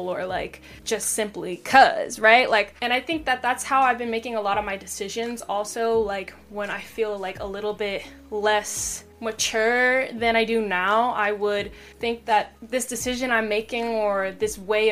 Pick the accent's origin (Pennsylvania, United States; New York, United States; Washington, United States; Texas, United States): Washington, United States; also born or lived in Seattle; I grew up in Washington, but not specifically Seattle, but I grew up in Washington